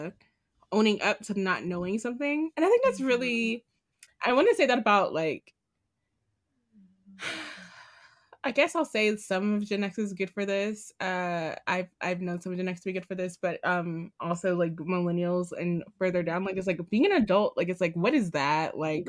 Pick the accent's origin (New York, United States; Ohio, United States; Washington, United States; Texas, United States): New York, United States; New York City; As a New Yorker